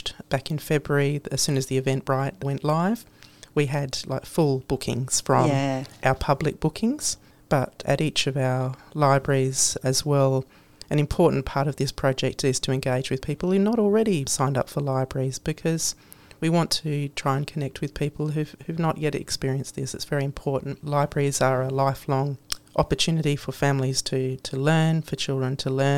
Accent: Adelaide, South Australia, Australia; growing up in Adelaide

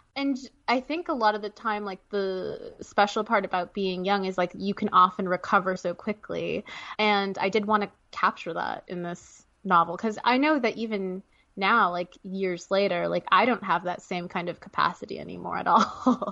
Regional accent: Canada; now in United States; I'm Canadian

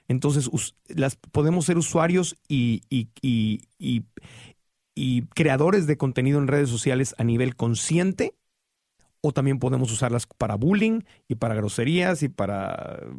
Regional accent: Mexico City, Mexico; born or raised there; now in Los Angeles, United States

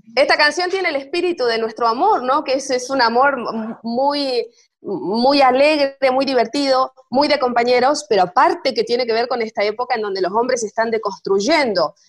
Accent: Clorinda, Formosa, Argentina; now in Buenos Aires, Argentina; Yo soy nacida en Clorinda, Formosa, así que bien norteña

